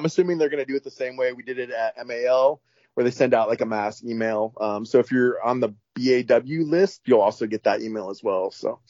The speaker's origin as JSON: {"language": "English", "town": "Seattle", "region": "Washington", "country": "United States", "said": "I'm from Seattle."}